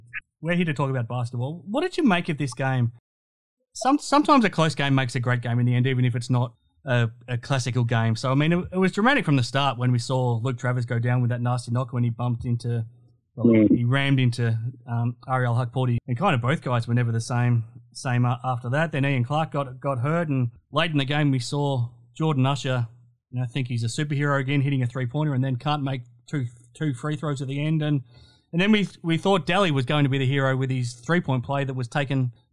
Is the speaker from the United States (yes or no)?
no; Geelong, Victoria, Australia; I grew up in Geelong